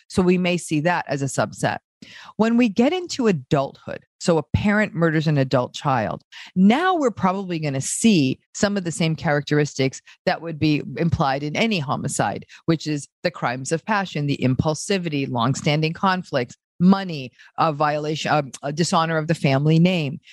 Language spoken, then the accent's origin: English; New England, United States; accent: American; now in Los Angeles, United States; I grew up in a small town in in a part of the United States called New England